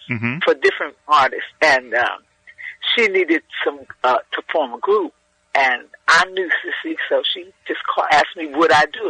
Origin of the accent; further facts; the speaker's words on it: New York City, New York, United States; now in Los Angeles, United States; Born and raised in Manhattan.